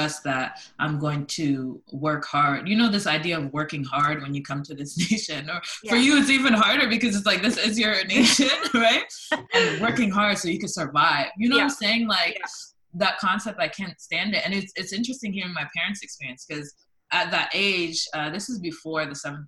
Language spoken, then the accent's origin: English; London, Ontario, Canada; also born or lived in Toronto; I grew up in London, Ontario